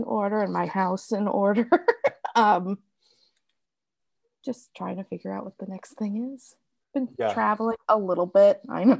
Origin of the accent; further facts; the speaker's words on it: Wilkes-Barre, Pennsylvania, United States; moved away as an adult; now in Kansas City, United States; I grew up in northeastern Pennsylvania